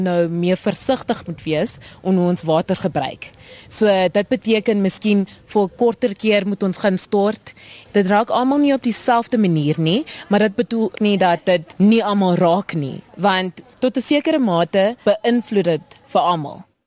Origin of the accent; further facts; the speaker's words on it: South Africa; As Suid-Afrikaners